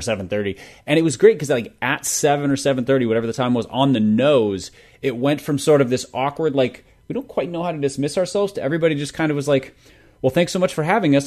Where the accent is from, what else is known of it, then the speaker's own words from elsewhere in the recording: Minnesota, United States; I'm a Minnesotan